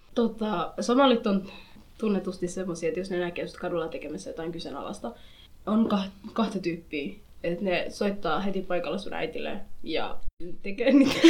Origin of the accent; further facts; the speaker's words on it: Finland; mä oon syntynyt Suomessa, mä oon kasvanut Suomessa ja mä tiedän Suomen kulttuurin